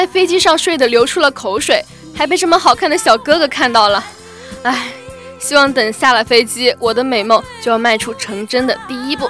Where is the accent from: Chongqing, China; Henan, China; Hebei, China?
Hebei, China; Shijiazhuang; 啊，我是石家庄的，到厦门上学，华侨大学。